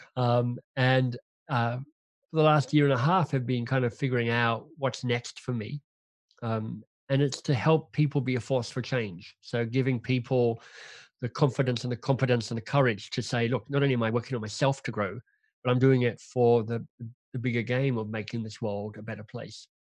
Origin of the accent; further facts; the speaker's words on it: Canberra, Australian Capital Territory, Australia; moved away as an adult; now in Toronto, Canada; I'm Australian by birth, grew up in, um, Canberra, the national capital of Australia